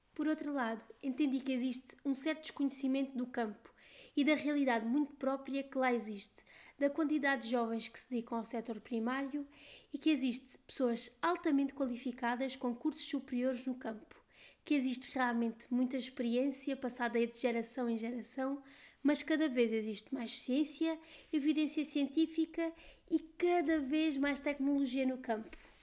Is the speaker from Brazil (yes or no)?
no; Évora, Alentejo, Portugal; sou de Évora, muito alentejana